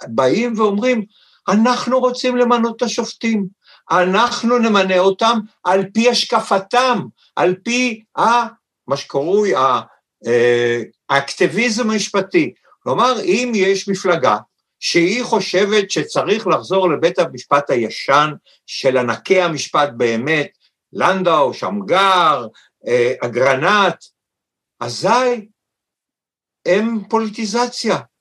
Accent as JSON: {"language": "Hebrew", "town": "Tel Aviv", "region": "Tel Aviv District", "country": "Israel", "tie": "born or raised there", "said": "אני חי בתל אביב כיפו כל ימיי, נולדתי ביפו"}